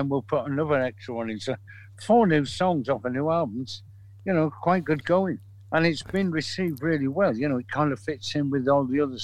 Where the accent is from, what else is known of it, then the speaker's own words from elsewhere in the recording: Manchester, North West England, United Kingdom; We're from Manchester.